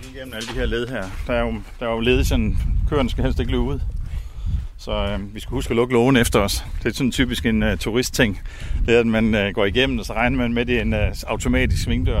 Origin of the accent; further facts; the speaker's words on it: Samsø, Central Denmark Region, Denmark; jeg er vokset op på Samsø øh, i et landbrug